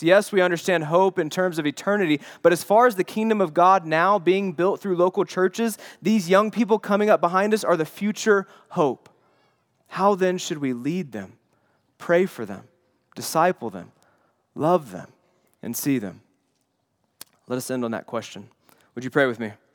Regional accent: the Bible Belt, United States; my childhood was growing up in the Bible Belt

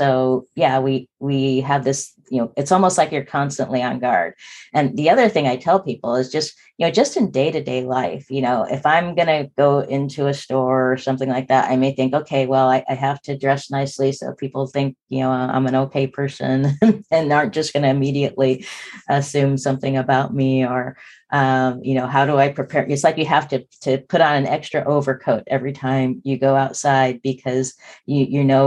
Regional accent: Spokane, Washington, United States; we grew up in Spokane, Washington, which when I was born in 1964 was less than 1% Black.

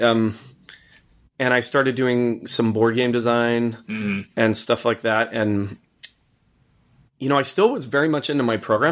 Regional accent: Boulder, Colorado, United States; I grew up in Boulder, Colorado

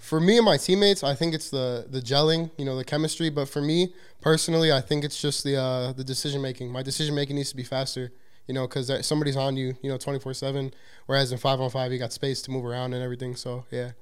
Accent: Chicago, Illinois, United States; I'm from Chicago, Illinois

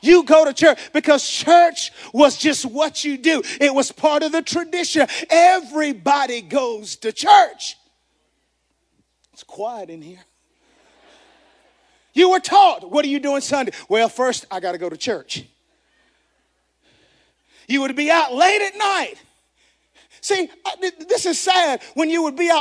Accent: the South, United States; Growing up in the South, we coined this term that says Bible Belt

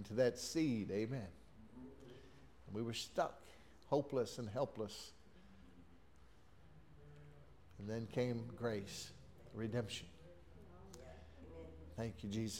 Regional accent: Texas City, Texas, United States; my wife and I grew up in Texas City

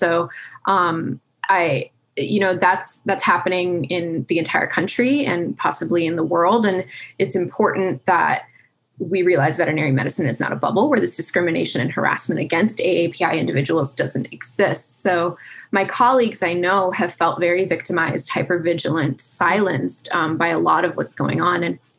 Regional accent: Miami, Florida, United States; I am a Pakistani American Muslim woman. I grew up in Miami, Florida, so I've got a little bit of that, you know, Latin flair to me.

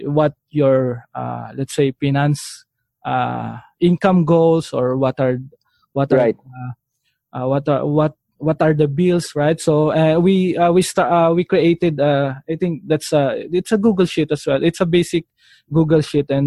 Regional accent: Philippines; as a Filipino

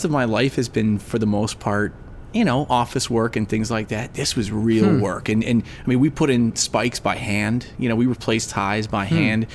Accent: Chicago, Illinois, United States; I was born in Chicago

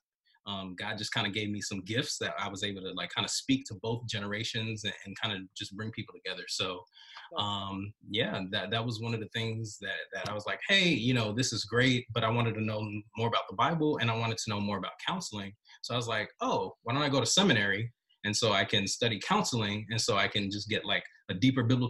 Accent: Miami, Florida, United States; I'm from Miami, Florida, and my parents are Jamaican

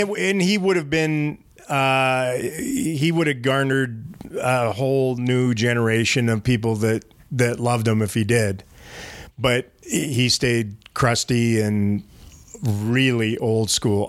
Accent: Canada; moved away; I'm from Canada

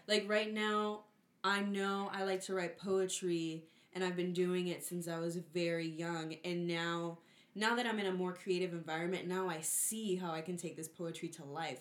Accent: Puerto Rico; I'm from Puerto Rico and we listen to, like, Bomba y Plena

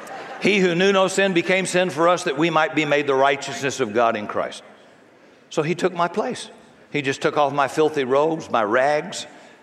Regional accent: Washington, United States; I'm from Washington, and I'm telling the truth.

